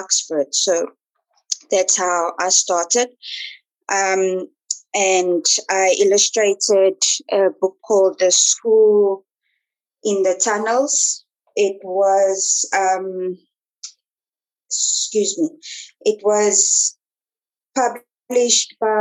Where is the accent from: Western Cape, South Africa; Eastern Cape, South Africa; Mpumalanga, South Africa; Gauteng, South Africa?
Gauteng, South Africa; Johannesburg; also born or lived in Pretoria; I'm originally from Johannesburg, was born in Pretoria